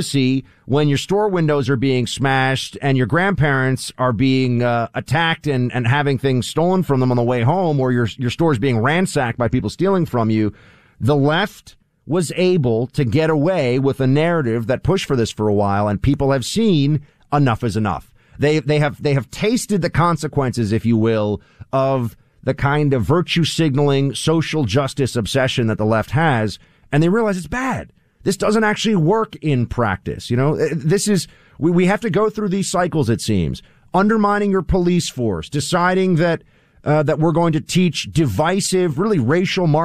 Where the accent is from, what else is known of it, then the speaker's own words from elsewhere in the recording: New York, United States; I'm a New Yorker